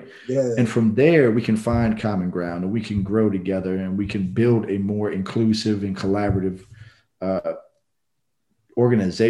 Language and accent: English; Norfolk, Virginia, United States; also born or lived in New Orleans, Louisiana; now in Houston, United States; I grew up in Norfolk, Virginia, in a diverse neighborhood